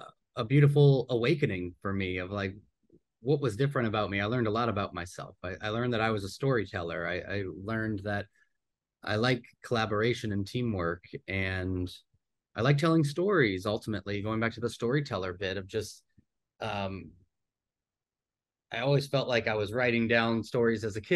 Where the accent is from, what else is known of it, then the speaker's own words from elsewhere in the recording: New Orleans, Louisiana, United States; I grew up here in New Orleans